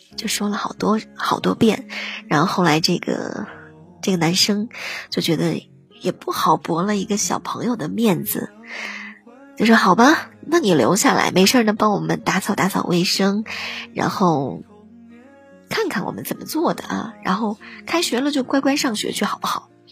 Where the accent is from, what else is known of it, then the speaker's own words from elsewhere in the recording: northern China, China; 我是北方人